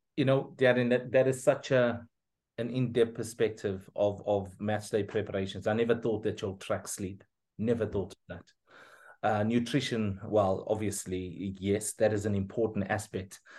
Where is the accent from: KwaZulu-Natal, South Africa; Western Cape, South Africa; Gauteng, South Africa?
KwaZulu-Natal, South Africa; Pietermaritzburg; I'm from Pietermaritzburg